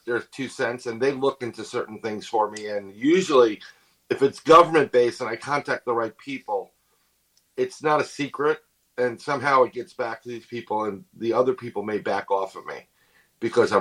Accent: New York City, New York, United States; being born and raised in New York City

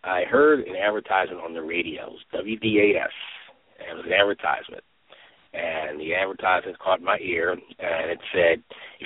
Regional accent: Philadelphia, Pennsylvania, United States; I grew up in Philadelphia, and my first job was serving as a paperboy

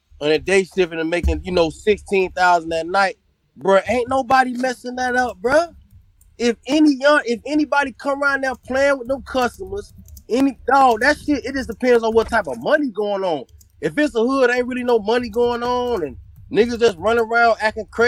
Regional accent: Miami, Florida, United States; I'm from Miami

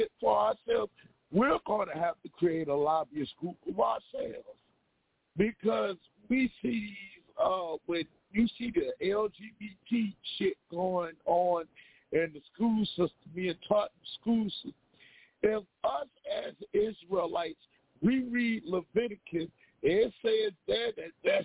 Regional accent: Virginia, United States; I'm from DMV. I'm from Virginia.

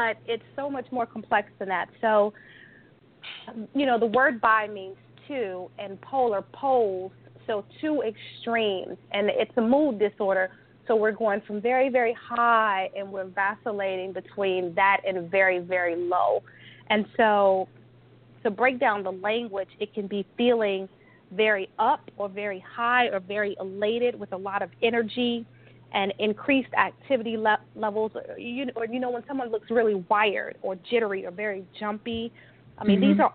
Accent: Chicago, Illinois, United States; also born or lived in California; I'm from Chicago

